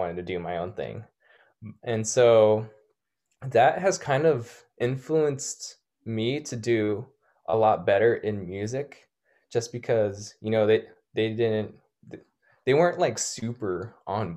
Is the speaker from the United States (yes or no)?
yes; National City, California, United States; I remember growing up in National City in South San Diego